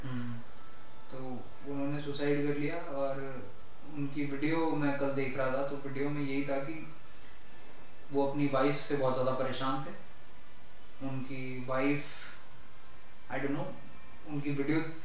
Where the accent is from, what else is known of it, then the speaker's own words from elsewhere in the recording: Alwar, Rajasthan, India; now in Gurgaon, India; राजस्थान में एक छोटा सा जिला है नाम अलवर है उस जिले से हम बिलोंग करते हैं